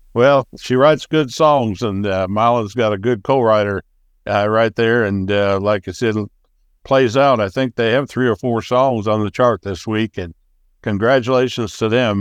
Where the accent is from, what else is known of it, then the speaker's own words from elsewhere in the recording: Wisconsin, United States; also born or lived in Wyoming / Montana / Jackson Hole, Wyoming; now in Florida, United States; I grew up in Wisconsin